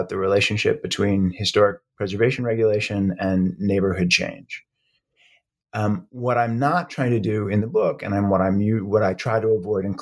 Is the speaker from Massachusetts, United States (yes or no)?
yes; Brookline, Massachusetts, United States; also born or lived in Florida; I was born in Florida, but grew up mostly in Brookline, Massachusetts, just outside of Boston